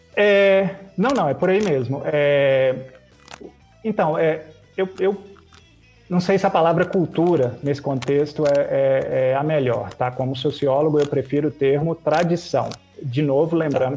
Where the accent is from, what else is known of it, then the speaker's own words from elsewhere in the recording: Minas Gerais, Brazil; eu que venho das Minas Gerais